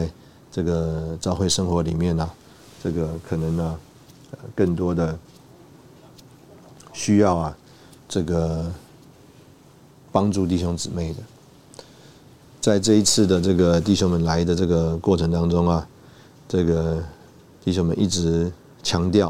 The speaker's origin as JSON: {"language": "Chinese", "country": "China", "said": "这个我们中国人呢不太会这种 small talk。"}